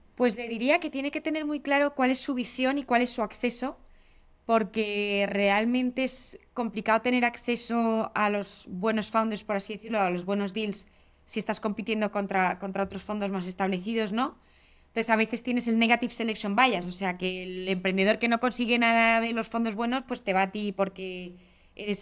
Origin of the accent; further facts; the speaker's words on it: Spain; also born or lived in England; Yo, que soy de España